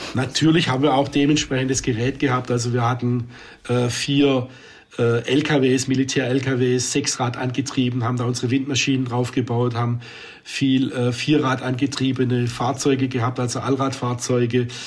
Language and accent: German; Swabia, Germany; als Schwab